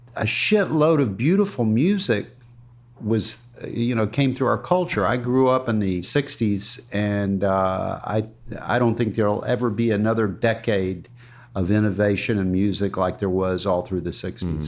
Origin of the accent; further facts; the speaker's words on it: Ruskin, Florida, United States; my first years, where I grew up in Ruskin